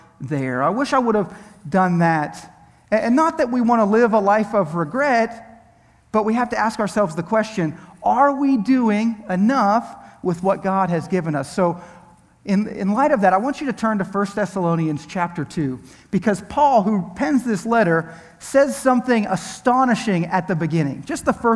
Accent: Pennsylvania, United States; now in Tampa Bay area, United States; I'm originally from Pennsylvania

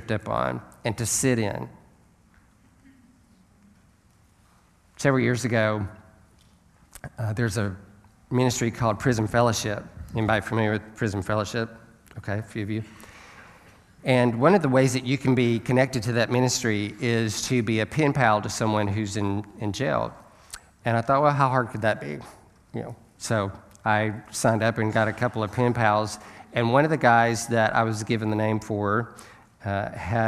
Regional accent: Alabama, United States; I'm from Alabama.

